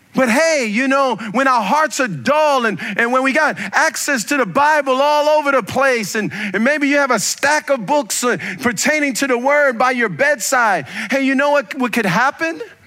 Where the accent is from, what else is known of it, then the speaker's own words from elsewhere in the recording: United States; I'm an American